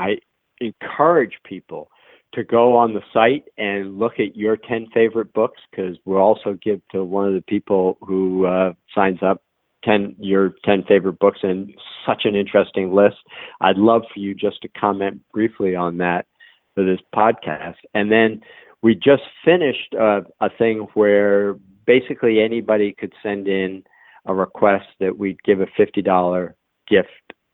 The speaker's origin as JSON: {"language": "English", "region": "New England", "country": "United States", "moved": "as an adult", "lives_now": "Atlanta, United States", "said": "I come from New England, and even though I've lived in Atlanta for the last 18 years, but I come from New England, and we have a phrase, we call things wicked good"}